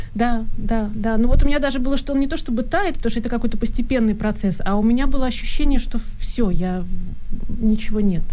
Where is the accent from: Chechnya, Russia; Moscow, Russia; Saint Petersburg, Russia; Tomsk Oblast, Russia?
Saint Petersburg, Russia; moved away as an adult; now in Germany; я человек из России, из Петербурга, да, я до 30 лет жила в Петербурге, и у меня была какая-то ностальгия, у меня была какая-то, у меня было там счастливое детство